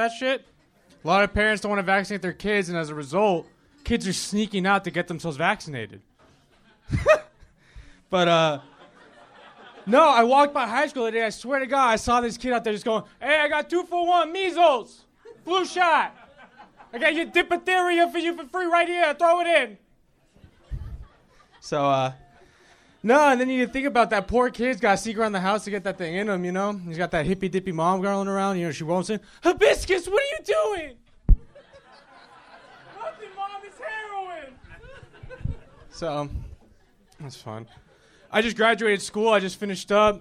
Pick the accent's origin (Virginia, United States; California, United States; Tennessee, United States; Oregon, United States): California, United States; Torrance; moved away as an adult; also born or lived in Ventura, California; I'm actually from Torrance, California